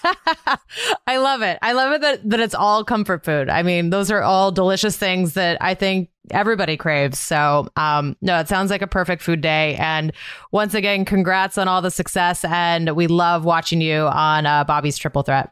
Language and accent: English; Montana, United States; born or raised there